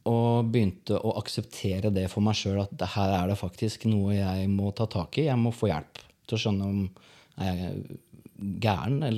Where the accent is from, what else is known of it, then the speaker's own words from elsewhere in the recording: Porsgrunn, Telemark, Norway; Jeg vokste opp på Stridslev, Porsgrunn.